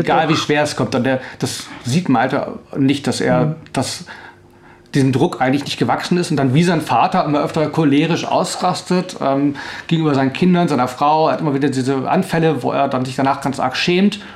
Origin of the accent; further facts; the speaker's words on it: Northern Germany, Germany; moved away as an adult; also born or lived in Tübingen; now in Stuttgart, Germany; also ich komme eigentlich aus Norddeutschland